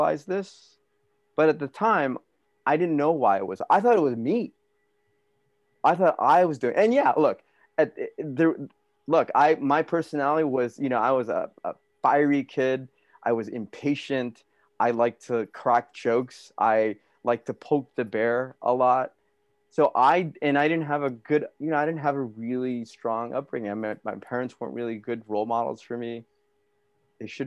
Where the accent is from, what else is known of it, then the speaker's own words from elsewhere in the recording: Alhambra, California, United States; also born or lived in Flushing, New York / Hawaii; I was born in Flushing, New York. We were in Hawaii for a little bit, and then we moved to Alhambra, which is like 10 miles northeast from downtown